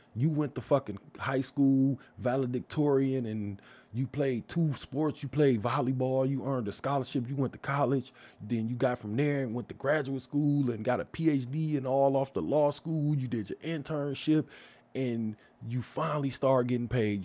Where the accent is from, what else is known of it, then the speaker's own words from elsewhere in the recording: Detroit, Michigan, United States; also born or lived in Brightmoor; I grew up in the Hermitage Garden Projects. Moved from there, moved to Brightmoor